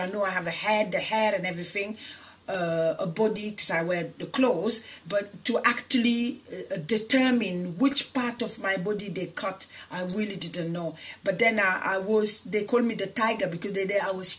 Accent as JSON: {"language": "English", "town": "Paris", "region": "Île-de-France", "country": "France", "tie": "born or raised there", "also_born_or_lived": "Senegal", "moved": "yes", "lives_now": "United Kingdom", "said": "I'm originally from Senegal in West Africa, and I grew up in Paris, which is in France, and now I live in the UK."}